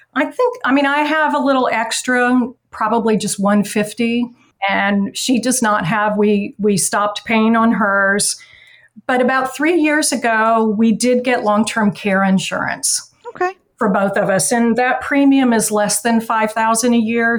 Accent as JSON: {"language": "English", "town": "Atlanta", "region": "Georgia", "country": "United States", "also_born_or_lived": "New York", "moved": "yes", "lives_now": "Baltimore, United States", "said": "I'm originally from Atlanta"}